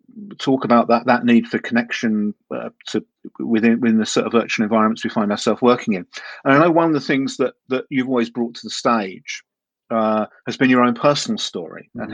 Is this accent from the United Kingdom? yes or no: yes; United Kingdom; You know, I'm British